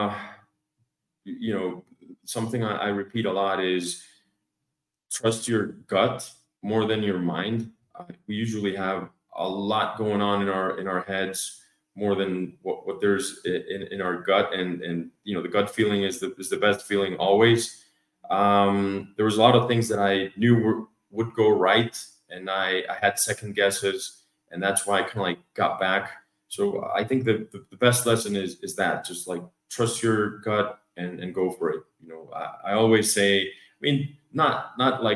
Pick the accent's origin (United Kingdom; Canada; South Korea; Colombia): Colombia; moved away as an adult; also born or lived in Atlanta, Georgia, United States; now in United States; So obviously born and raised in Colombia, got a chance to study in the States, but then started my career in Colombia again.